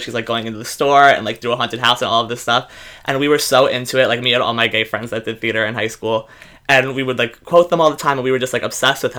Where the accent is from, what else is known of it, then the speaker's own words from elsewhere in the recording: New York City, New York, United States; I am born and raised in the Bronx